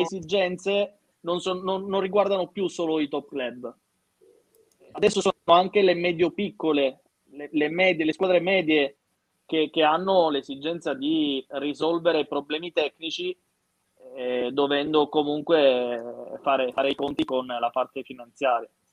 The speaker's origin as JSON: {"language": "Italian", "region": "Sicily", "country": "Italy", "said": "io sono siciliano"}